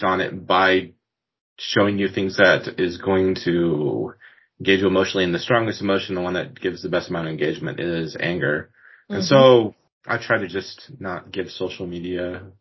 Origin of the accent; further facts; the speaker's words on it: Puyallup, Washington, United States; I grew up in Puyallup